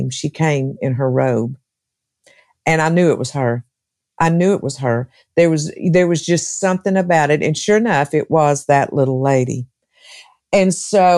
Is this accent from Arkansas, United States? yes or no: yes; Arkansas, United States; moved away as an adult; also born or lived in Texas; now in Tennessee, United States; I was born and raised in Arkansas.